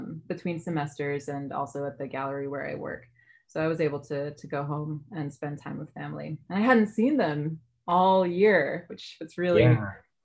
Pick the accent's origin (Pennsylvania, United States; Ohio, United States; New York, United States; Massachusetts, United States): New York, United States; New York City; also born or lived in Yonkers, New York; now in Chicago, United States; I grew up in the Bronx